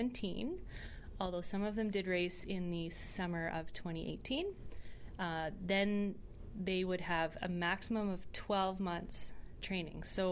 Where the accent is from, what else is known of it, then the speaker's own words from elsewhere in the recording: Saskatchewan, Canada; I grew up in Saskatchewan, just north of Saskatoon here